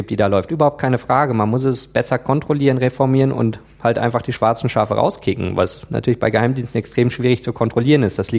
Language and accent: German; Germany; Wenn ich dahin fliege, registriere ich mich ja auch immer beim Auswärtigen Amt als Deutscher im Ausland.